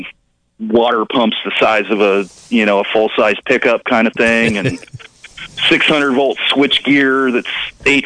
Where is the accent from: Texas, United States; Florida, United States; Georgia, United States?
Florida, United States; moved away as an adult; also born or lived in Siskiyou County, California; I grew up in Florida